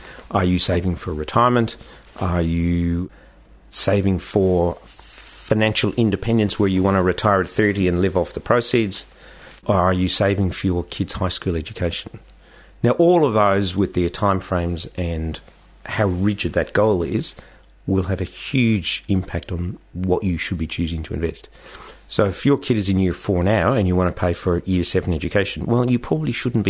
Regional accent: Australia; as Australian investors, we have a huge propensity to invest in Australia

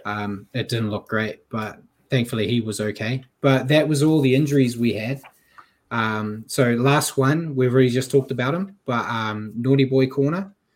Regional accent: New Zealand; I'm a Kiwi

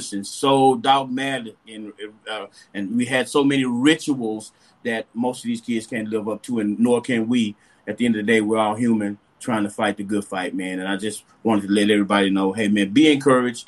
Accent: Dallas, Texas, United States; moved away; also born or lived in Marysville, California / Moscow, Idaho; I grew up in Dallas, went to school at Marysville, California, graduated from University of Idaho in Moscow

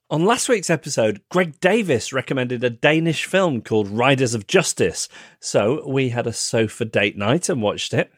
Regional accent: Manchester, North West England, United Kingdom; Withington Hospital, which is the hospital where I was born in Manchester.

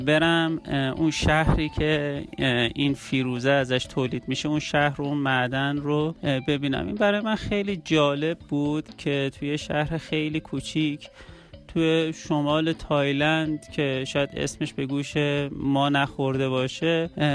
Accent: Iran; من اهل ایرانم

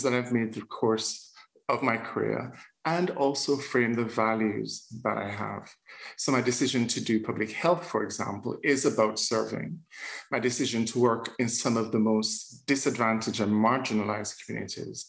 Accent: Jamaica; accent: Jamaican lilt; moved away; also born or lived in Scotland; growing up in Jamaica, we grew up in the Anglican Church

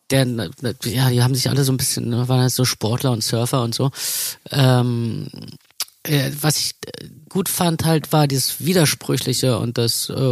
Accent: East Germany, Germany; dass ich mich ganz oft geschämt habe zu sagen, wo ich herkomme.

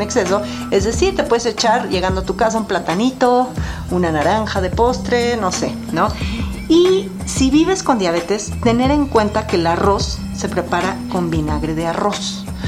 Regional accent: Mexico; En México comemos un sushi muy tropicalizado

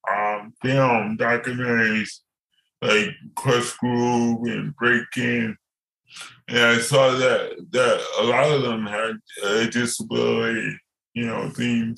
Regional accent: New York City, New York, United States; I was born in New York City, the birthplace of hip hop

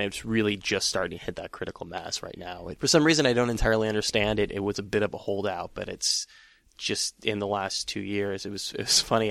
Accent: San Francisco, California, United States; I am from San Francisco

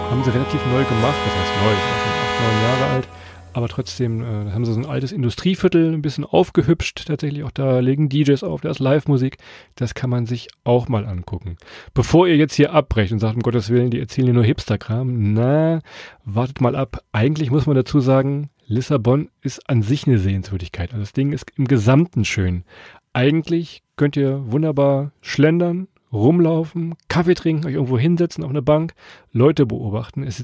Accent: Hannover, Lower Saxony, Germany; bei uns in Hannover

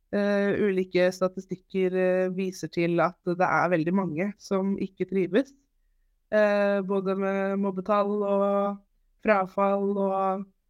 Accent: Holmestrand, Vestfold, Norway; Jeg er 28 år, fra Holmstrand

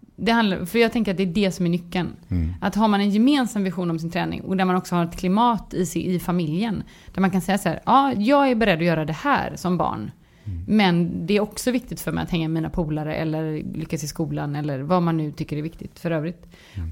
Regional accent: Gothenburg, Västra Götaland, Sweden; jag är göteborgare

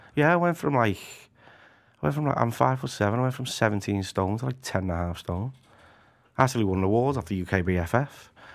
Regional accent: Liverpool, North West England, United Kingdom; also born or lived in Anfield, Liverpool; I'm from the bright lights of Walton. Yeah. Originally, it was from, um, sort of Breck Roads, Anfield area

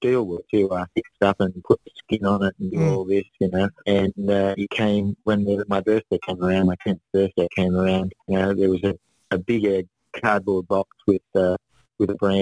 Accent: Newcastle, New South Wales, Australia; also born or lived in Lake Macquarie / Melbourne; now in Sydney, Australia; I grew up in Newcastle. I was born in Wall's End, which is the western suburb of Newcastle.

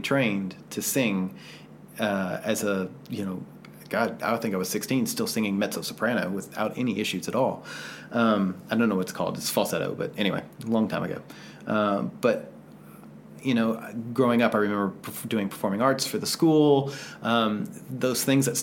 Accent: the South, United States; growing up in the South

